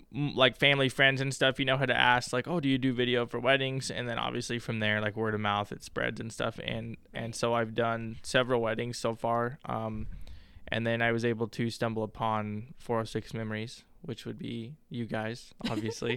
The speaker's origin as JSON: {"language": "English", "region": "Wyoming", "country": "United States", "moved": "yes", "lives_now": "Billings, United States", "said": "I'm from Wyoming originally"}